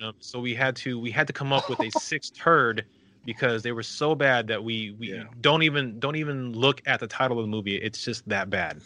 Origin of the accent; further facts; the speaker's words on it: El Paso, Texas, United States; my hometown of El Paso